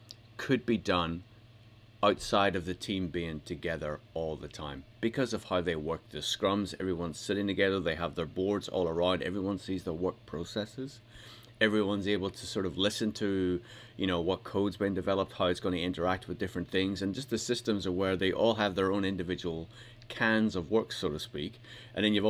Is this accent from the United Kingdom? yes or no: yes; United Kingdom; I'm British